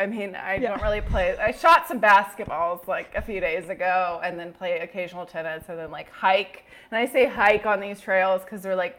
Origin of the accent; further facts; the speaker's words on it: Northern Virginia, United States; moved away as an adult; also born or lived in South Carolina / Arlington, Virginia; now in Austin, United States; No, I'm from Northern Virginia. So I'm from a city that's about an hour south of DC.